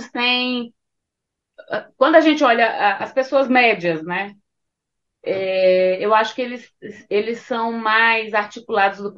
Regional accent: Northeast Region, Brazil; Porque eu sou nordestina e na minha casa músicas brasileiras sempre fizeram parte, principalmente músicas nordestinas.

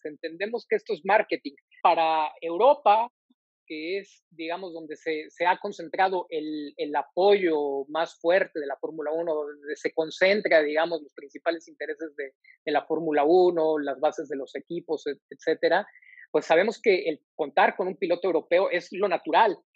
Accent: Mexico; como mexicano

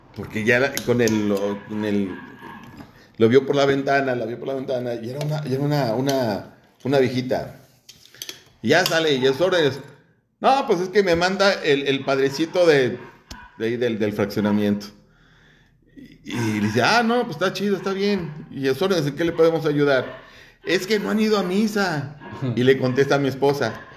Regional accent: Mexico; nuestra pendejez como mexicanos

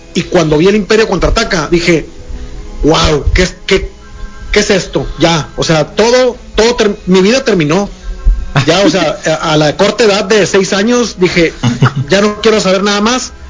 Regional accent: Ciudad Obregón, Sonora, Mexico; also born or lived in Chihuahua; now in Hermosillo, Mexico; yo soy oriundo de la ciudad Obregón

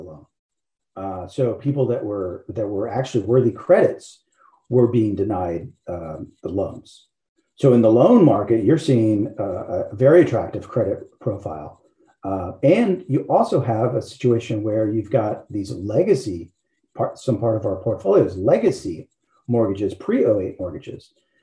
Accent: Shreveport, Louisiana, United States; accent: not a strong Louisiana accent; moved away; I am originally from Louisiana. So my firm Caddo is Caddo Parish, where I grew up.

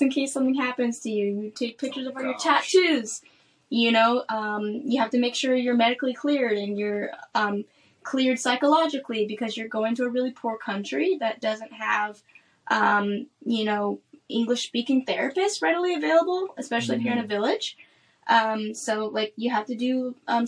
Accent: Omaha, Nebraska, United States; moved away as an adult; also born or lived in Washington, D.C. / Madagascar; I'm from Omaha, Nebraska

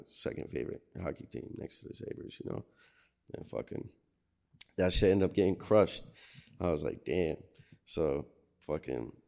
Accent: Buffalo, New York, United States; also born or lived in Rochester, New York; I lived in Riverside for a good chunk of my life too

